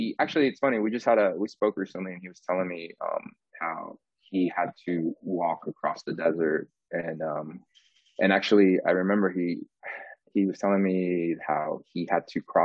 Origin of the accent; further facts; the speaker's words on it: Orlando, Florida, United States; moved away as an adult; now in Los Angeles, United States; I grew up in Orlando